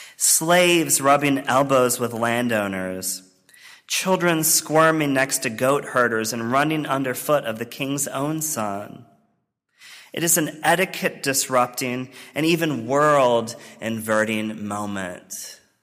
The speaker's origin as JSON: {"language": "English", "region": "rural Virginia", "country": "United States", "tie": "born or raised there", "moved": "yes", "said": "my formative experiences in my home church in rural Virginia"}